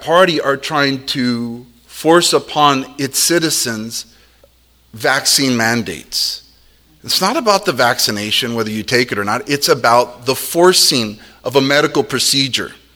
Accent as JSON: {"language": "English", "country": "United States"}